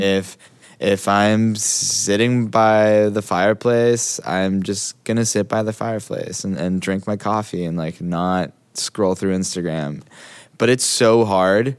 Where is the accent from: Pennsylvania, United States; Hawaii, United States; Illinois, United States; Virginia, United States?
Hawaii, United States; I grew up in Hawaii.